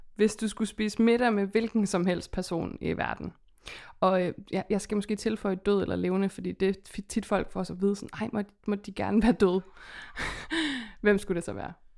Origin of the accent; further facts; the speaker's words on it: West Jutland, Central Denmark Region, Denmark; vi kommer begge to fra Vestjylland